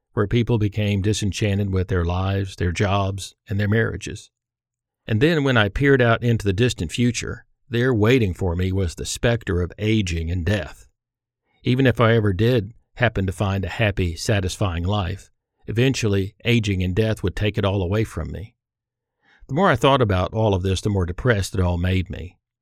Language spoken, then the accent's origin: English; Irving, Texas, United States; I grew up in Irving, Texas, where we'd moved for my father to pursue a career in commercial aviation